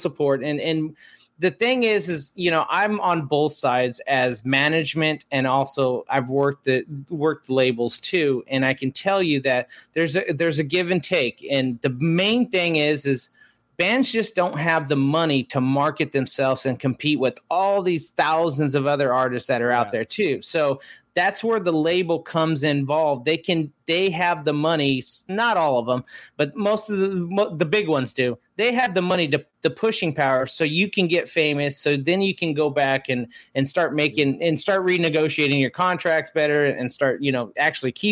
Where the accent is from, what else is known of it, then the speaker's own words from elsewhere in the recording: Yuma, Arizona, United States; moved away; also born or lived in San Diego; I'm from Yuma